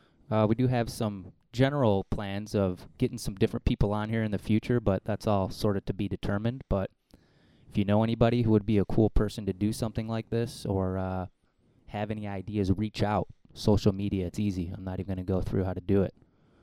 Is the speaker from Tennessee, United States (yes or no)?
no; Chicago, Illinois, United States; We are from Chicago.